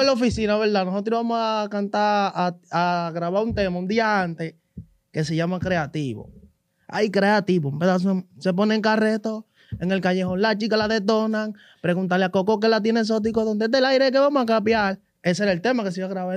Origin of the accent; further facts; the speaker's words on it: Capotillo, Distrito Nacional, Dominican Republic; Yo vengo de Capotillo